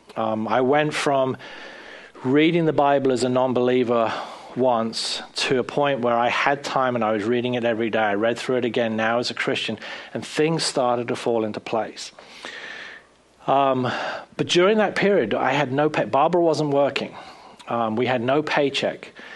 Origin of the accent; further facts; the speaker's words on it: South East England, United Kingdom; moved away as an adult; also born or lived in Bournemouth, England / Brighton, England / Pennsylvania, United States / Florida, United States; now in United States; a boy from just outside London